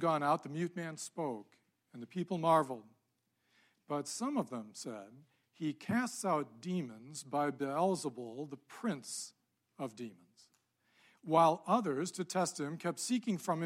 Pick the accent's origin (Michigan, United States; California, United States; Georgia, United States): Michigan, United States; Ann Arbor; I grew up in Ann Arbor